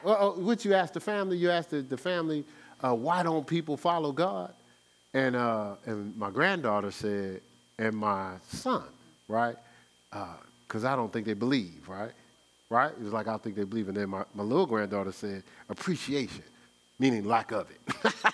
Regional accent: Newark, New Jersey, United States; I'm from Brick City, New Jersey

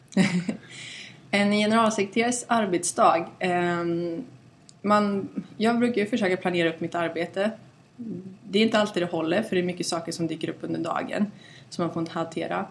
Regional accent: Mariestad, Västra Götaland, Sweden; moved away as an adult; also born or lived in Stockholm; Mariestad där jag kommer ifrån.

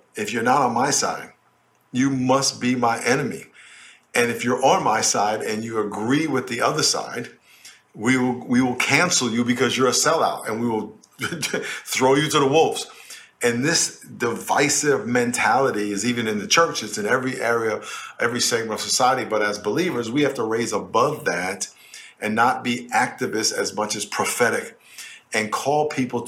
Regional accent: New York, United States; I grew up in New York in a neighborhood called Lakeview, which was mostly black.

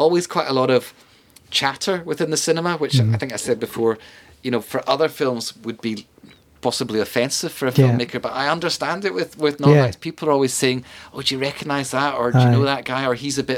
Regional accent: Scotland, United Kingdom; We as Scots

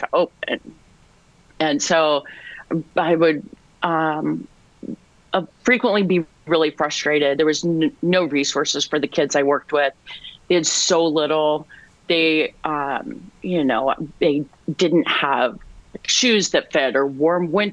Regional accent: Southern Illinois, United States; now in Chicago, United States; I'm from Southern Illinois

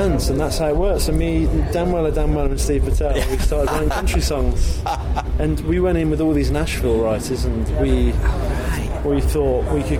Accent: England, United Kingdom; I'm English

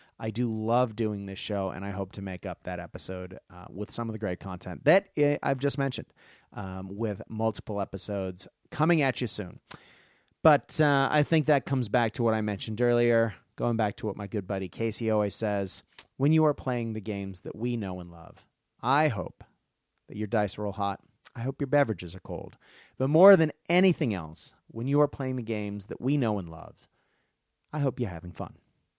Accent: Japan; when I grew up in Japan, Gundam was everything, you know, everywhere, and there isn't a Gundam game.

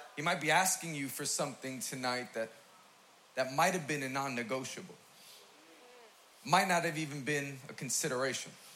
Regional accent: New York City, New York, United States; I'm from Queens, New York

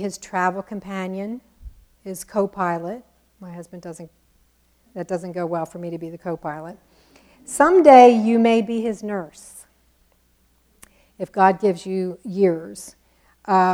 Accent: New Jersey, United States; accent: Jersey; my Jersey accent

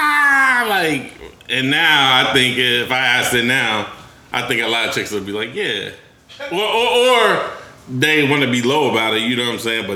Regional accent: North Ohio, United States; I'm from North Ohio, man.

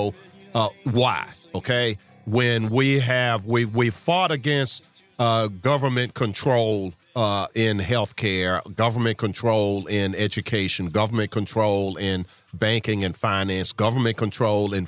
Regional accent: Charles City, Virginia, United States; I grew up in Charles City, 20 minutes east of you in Sandston

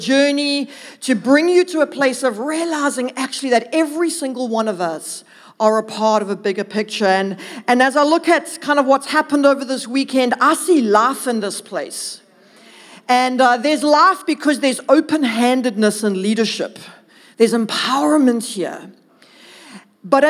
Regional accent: Durban, KwaZulu-Natal, South Africa; moved away; I'm originally from Durvis

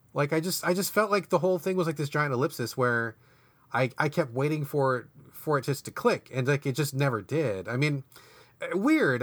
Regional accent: Washington, United States; my home state

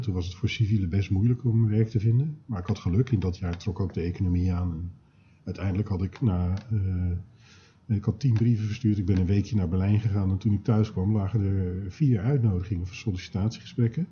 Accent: Schiedam, South Holland, Netherlands; ik ben ooit geboren in Schiedam

